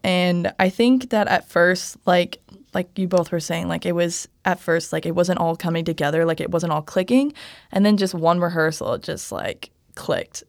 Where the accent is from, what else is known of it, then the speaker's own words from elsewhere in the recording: Kansas City, Missouri, United States; moved away as an adult; now in Nebraska, United States; I'm from Kansas City, Missouri